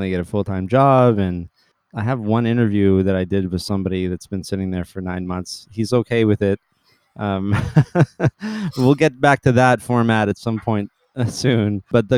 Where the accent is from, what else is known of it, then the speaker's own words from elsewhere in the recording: Canada; We're Canadian